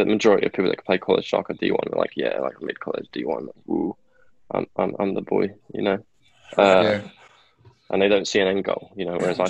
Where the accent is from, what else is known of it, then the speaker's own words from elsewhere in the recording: England, United Kingdom; now in United States; I'm English.